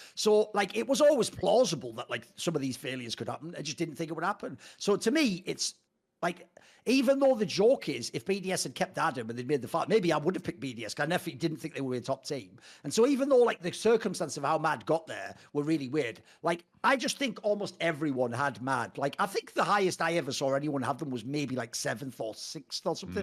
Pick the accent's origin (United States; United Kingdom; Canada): United Kingdom; the Northeast, North East England; I come from the Northeast